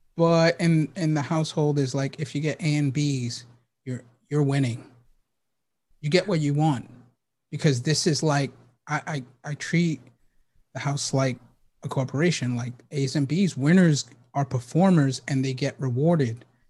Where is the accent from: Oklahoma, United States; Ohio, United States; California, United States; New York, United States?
New York, United States; New York City; moved away; I was born and raised in the Bronx